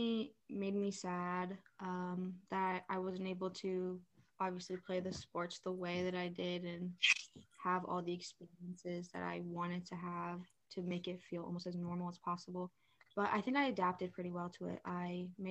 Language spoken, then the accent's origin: English; Mechanicsburg, Pennsylvania, United States; also born or lived in South Carolina; I came here right before kindergarten started